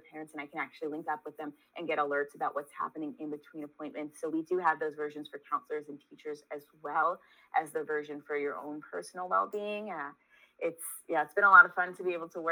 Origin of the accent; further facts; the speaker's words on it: New York, United States; I grew up in New York. If anybody's savvy, they can pick up on the accent